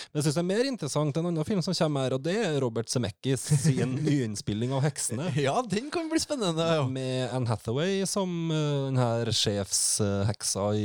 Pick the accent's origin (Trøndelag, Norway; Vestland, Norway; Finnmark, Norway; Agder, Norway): Trøndelag, Norway